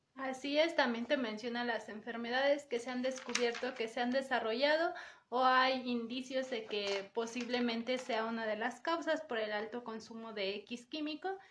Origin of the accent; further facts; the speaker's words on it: Mexico; como mexicanos